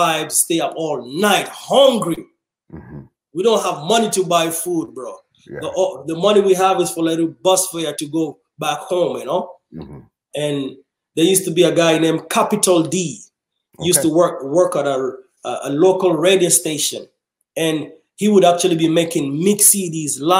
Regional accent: Kenya; now in Kansas City, United States; we was refugees growing up in Kenya.

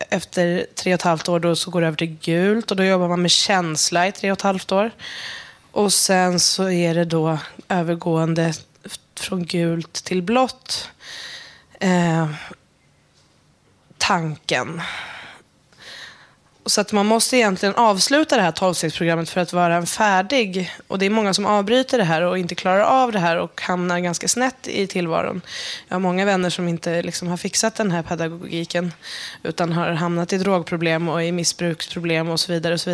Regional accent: Järna, Stockholm County, Sweden; Jag är uppväxt i Järna som ligger söder om Södertälje. Eh, kanske inte är så många som känner till det, men i Järna så det är som en metropol för, för antroposofin och Waldorfpedagogiken

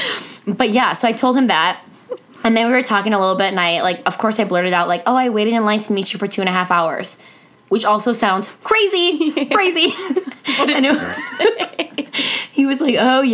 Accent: St. Paul, Minnesota, United States; I'm from St. Paul

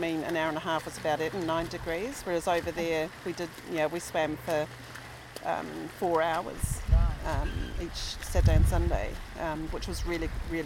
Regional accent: New Zealand; moved away; I am a Kiwi, been here for about 8 years.

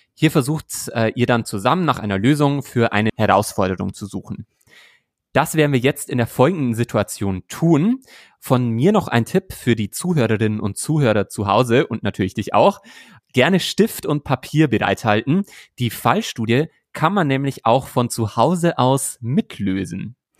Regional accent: Bavaria, Germany; Bayern ist meine Heimat

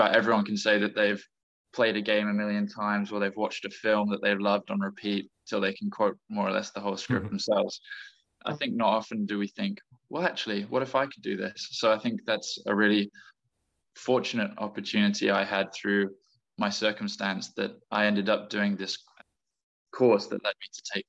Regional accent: England, United Kingdom; And growing up, I did move a lot, but mostly based in England.

